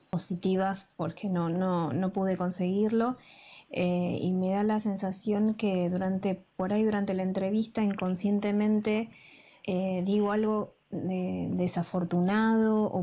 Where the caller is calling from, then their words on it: Banfield, Buenos Aires Province, Argentina; Buenas noches, eh … de Banfield y tengo una pregunta para la licenciada.